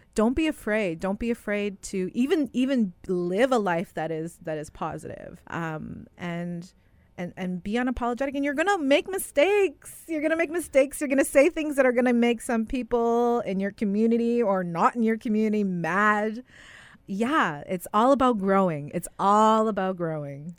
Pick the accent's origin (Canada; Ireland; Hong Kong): Canada; Winnipeg, Manitoba; grew up in the West End of Winnipeg, the Urban Reserve.